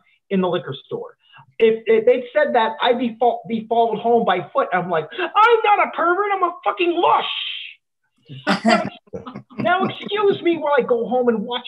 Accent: Canada; also born or lived in Ottawa, Ontario; I'm based out of Ottawa, Ontario, Canada. Hey, I'm a Canadian.

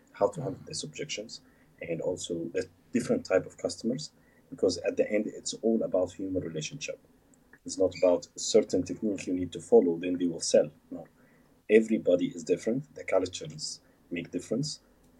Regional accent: Egypt; moved away as an adult; also born or lived in Alexandria, Egypt / Cairo, Egypt; now in Dubai, United Arab Emirates; I came from Egypt, I came to SAE Institute in Dubai

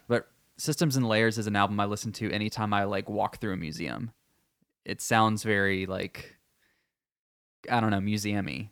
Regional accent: Texas, United States; I am Texan

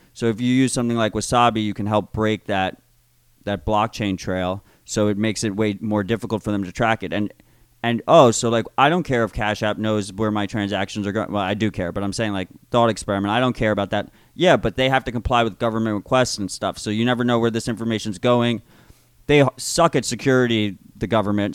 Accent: United States; as an American

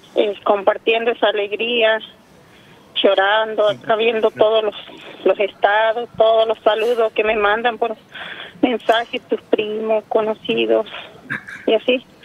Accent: Chaco, Argentina; hijo de mi ciudad natal sería, que pues, porque yo soy del Chaco

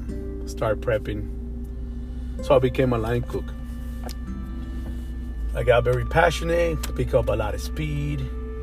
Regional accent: Miami, Florida, United States; I'm from Miami. I've been living in Miami since 1993. I got here when I was 13 years old.

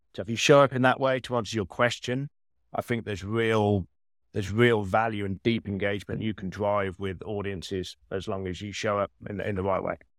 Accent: Birmingham, West Midlands, United Kingdom; accent: Birmingham; moved away as an adult; now in New York, United States; I've kept the Birmingham British accent

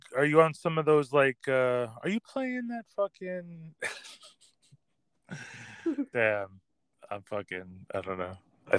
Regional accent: New York, United States; I'm from New York.

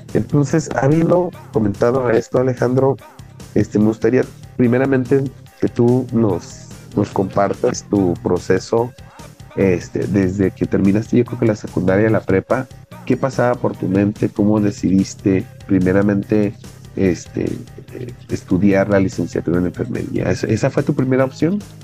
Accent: Mexico; ahorita en nuestro país, en México

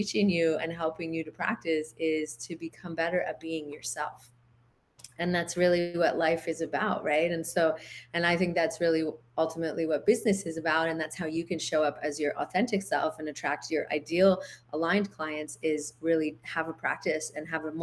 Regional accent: Canada; moved away as an adult; also born or lived in United States / Big Island, Hawaii; now in Hawaii, United States; I'm originally from Canada

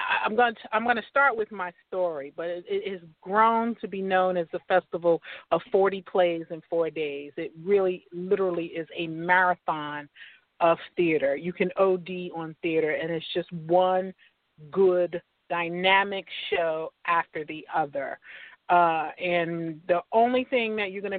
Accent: New Jersey, United States; moved away as an adult; now in Atlanta, United States; I'm originally from New Jersey

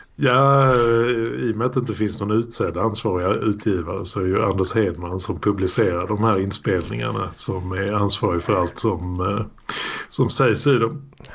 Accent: Malmö, Skåne, Sweden; uppväxt i krokarna där mina första år på Ribersborg

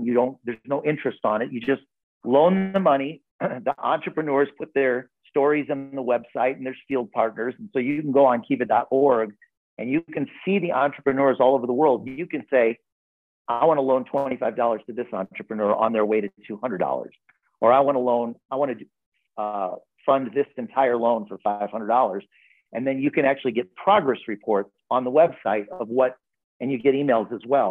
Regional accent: Park Forest, Illinois, United States; I grew up in a lower middle income family in the south suburbs of Chicago

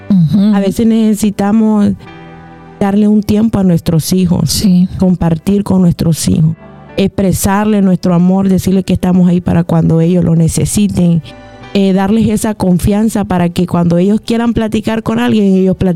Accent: Honduras; soy de Honduras.

